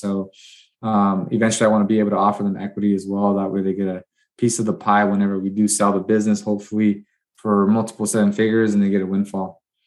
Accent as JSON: {"language": "English", "town": "Watsonville", "region": "California", "country": "United States", "tie": "born or raised there", "moved": "as an adult", "lives_now": "Bakersfield, United States", "said": "I left my hometown, small hometown of Watsonville, California, mainly Hispanic"}